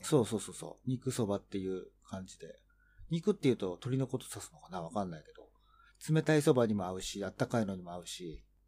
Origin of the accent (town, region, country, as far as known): Tokyo, Japan; born or raised there